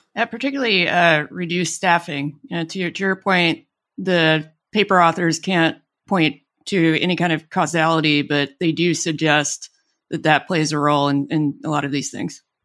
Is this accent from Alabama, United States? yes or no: yes; Alabama, United States; born or raised there